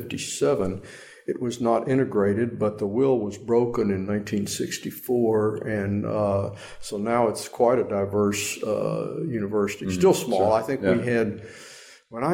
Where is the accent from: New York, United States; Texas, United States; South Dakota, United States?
Texas, United States; Austin; also born or lived in Washington, D.C.; we moved to Texas probably when I was about a year and a half old because my mother had actually grown up there after coming to the States